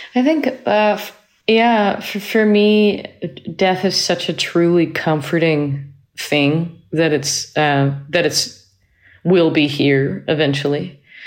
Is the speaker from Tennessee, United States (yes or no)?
no; Cambridge, Massachusetts, United States; also born or lived in Manhattan, New York; now in North Carolina, United States; I was, uh, born in Manhattan and I grew up in Cambridge, Massachusetts. Uh, I now live in North Carolina